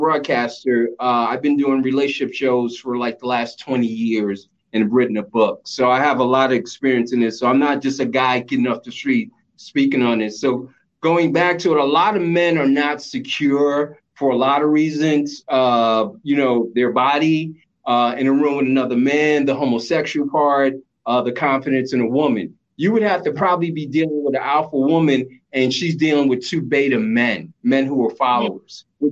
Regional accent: New York City, New York, United States; also born or lived in the South; I grew up in New York City.

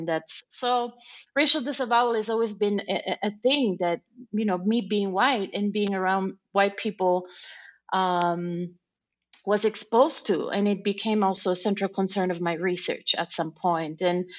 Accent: Germany; also born or lived in San Cono, Italy; village called San Cono, a rural community that has shrunk to about 2,500 people right now. But I grew up in Germany. My parents moved there for work.

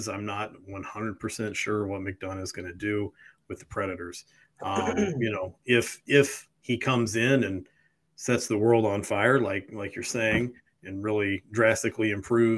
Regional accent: Bay Area of California, United States; I grew up in the Bay Area of California, home to many a Sizzler

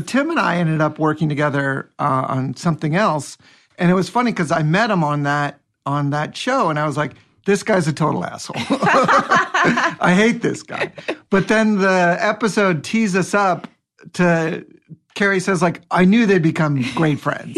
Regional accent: Seattle, Washington, United States; moved away; also born or lived in Bellingham, Washington; I grew up in Seattle

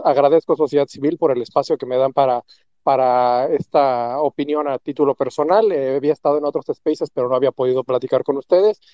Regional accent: Mexico; lo que nosotros requerimos como mexicanos

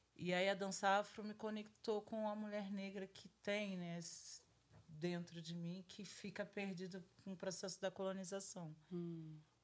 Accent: Rio de Janeiro, Brazil; sou do Rio, eu sou do ah. do Rio de Janeiro. Eu nasci numa família preta

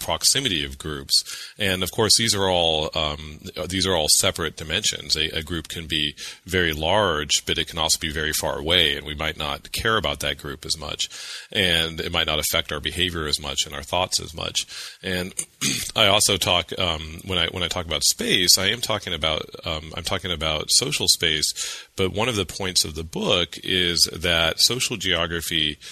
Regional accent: California, United States; now in Massachusetts, United States; I was born and raised in California

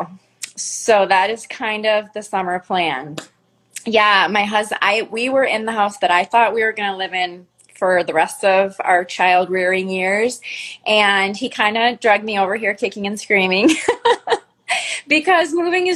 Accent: Minnesota, United States; we're both originally from Minnesota

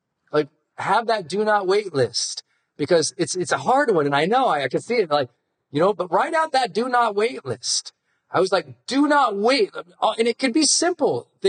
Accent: Montana, United States; I'm from Montana

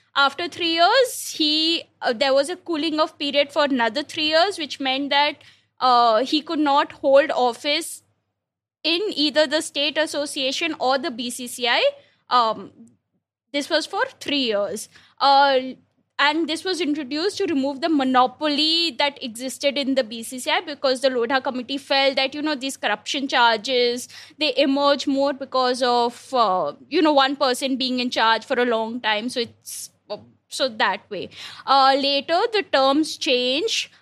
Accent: India; an Indian cricket fan

